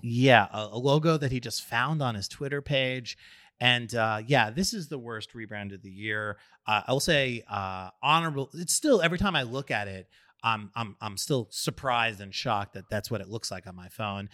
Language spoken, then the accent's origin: English; New York, United States; a New Yorker who loves his pizza